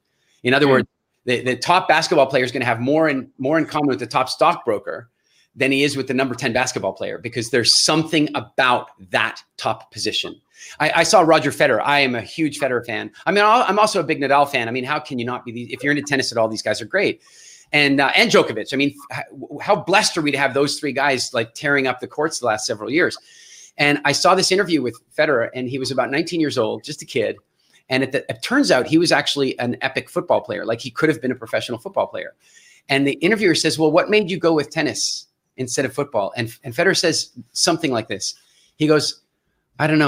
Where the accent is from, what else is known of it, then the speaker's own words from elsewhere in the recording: Canada; And I'm Canadian.